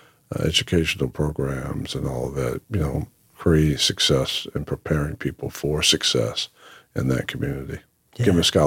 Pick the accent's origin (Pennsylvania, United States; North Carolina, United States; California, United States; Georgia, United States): North Carolina, United States; Lake Waccamaw; And we're from Lake Waccamaw, North Carolina. Came up from there, Columbus County. And so a lot of relatives are from that place.